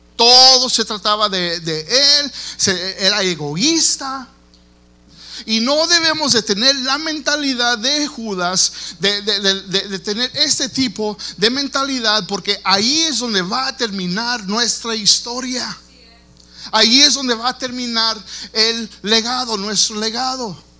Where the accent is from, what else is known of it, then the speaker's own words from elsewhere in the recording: Texas, United States; yo nací aquí en los Estados Unidos, yo soy aquí nativo de, Texas